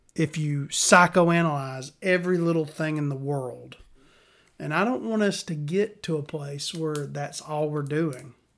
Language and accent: English; Alabama, United States; I'm from Alabama